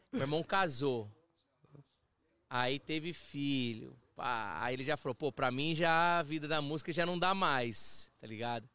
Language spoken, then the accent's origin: Portuguese; Brazil; moved away as an adult; now in Toronto, Canada; eu cresci, assim, no, no, no Brasil